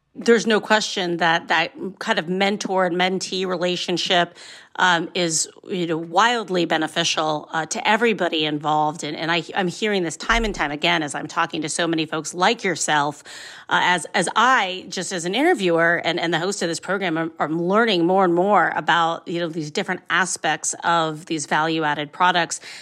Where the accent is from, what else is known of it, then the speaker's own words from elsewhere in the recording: Ohio, United States; I'm from Ohio. I love me, I love my, my home state